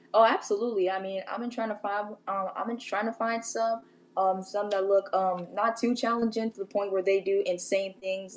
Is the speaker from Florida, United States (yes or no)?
no; St. Louis, Missouri, United States; now in California, United States; my hometown is in St. Louis.